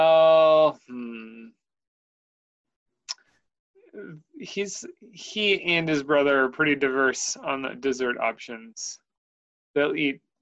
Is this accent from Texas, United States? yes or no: no; Oshkosh, Wisconsin, United States; also born or lived in Oregon; Wisconsin. Oshkosh, Wisconsin.